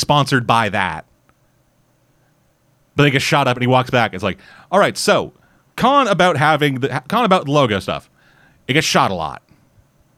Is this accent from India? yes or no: no; Canada; I'm Canadian